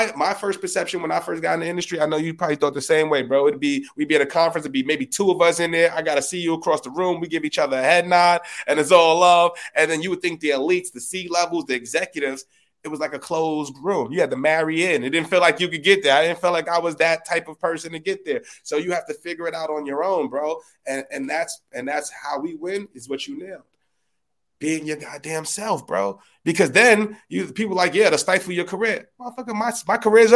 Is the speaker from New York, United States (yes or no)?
yes; New York City, New York, United States; I'm from the Bronx